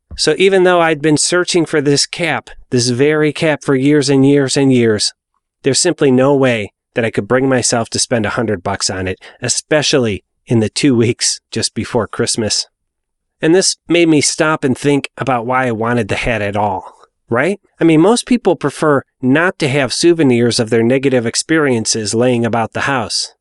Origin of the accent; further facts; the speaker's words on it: Cleveland, Ohio, United States; my hometown of Cleveland, Ohio